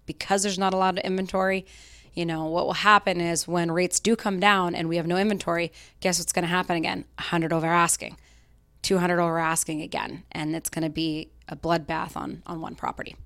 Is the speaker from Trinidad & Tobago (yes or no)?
no; Salt Lake City, Utah, United States; moved away as an adult; now in Boston, United States; I grew up in Salt Lake City, Utah